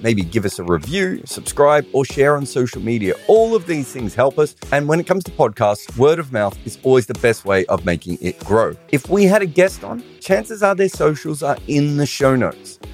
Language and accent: English; Australia; being Australian